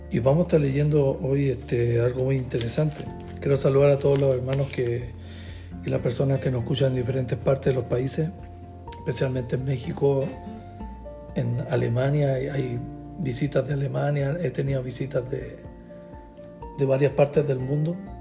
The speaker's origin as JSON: {"language": "Spanish", "country": "Chile", "tie": "born or raised there", "said": "nací en Chile"}